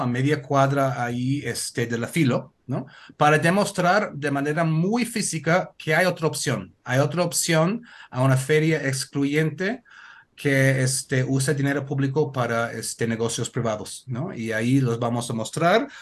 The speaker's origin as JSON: {"language": "Spanish", "region": "Connecticut", "country": "United States", "tie": "born or raised there", "second_language": "Spanish", "moved": "yes", "lives_now": "Oaxaca, Mexico", "said": "yo soy de Estados Unidos, del estado de Connecticut"}